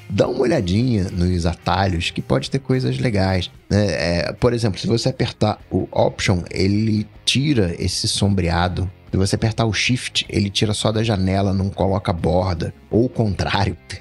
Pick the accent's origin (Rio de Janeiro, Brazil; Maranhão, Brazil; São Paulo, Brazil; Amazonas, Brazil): Rio de Janeiro, Brazil; Aí eu sou carioca